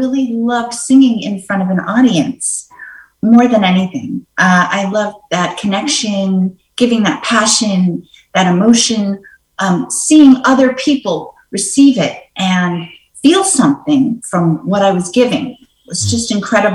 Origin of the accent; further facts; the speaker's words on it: New York City, New York, United States; I grew up in New York City.